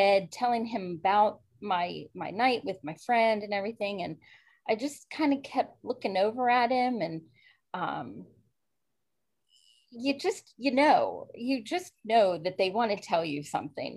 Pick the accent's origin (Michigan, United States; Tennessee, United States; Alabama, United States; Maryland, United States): Maryland, United States; I grew up in Maryland, born and raised, a strict Catholic family